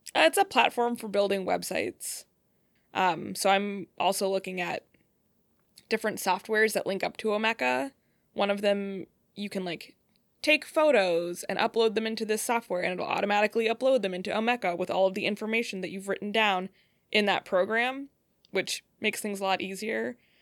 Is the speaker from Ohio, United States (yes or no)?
yes; Cleveland, Ohio, United States; moved away as an adult; also born or lived in Colorado / Michigan; now in Detroit, United States; I'm from Cleveland area. Uh, that's where I grew up.